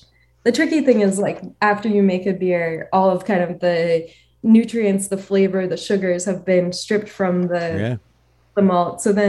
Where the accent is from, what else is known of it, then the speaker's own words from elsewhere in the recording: Colorado Springs, Colorado, United States; for me growing up in Springs, and then Springs has always been kind of this like working class kind